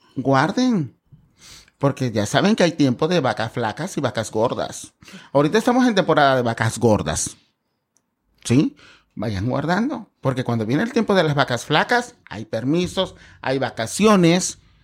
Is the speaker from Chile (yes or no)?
no; 27 km from Acapulco, Guerrero, Mexico; now in Cancún, Mexico; en el pueblo de donde soy, porque soy este, a 27 kilómetros de Acapulco